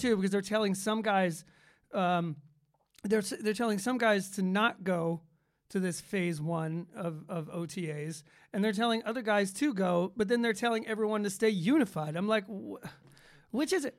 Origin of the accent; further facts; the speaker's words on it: Atlanta, Georgia, United States; Growing up in Atlanta